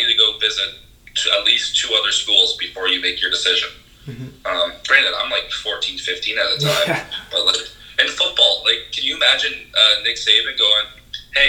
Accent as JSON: {"language": "English", "country": "Canada", "said": "as a Canadian"}